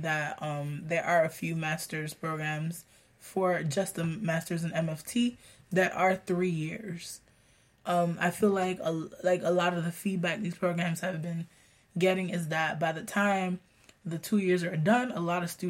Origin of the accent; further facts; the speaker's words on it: Florida, United States; I'm from Florida, that's why.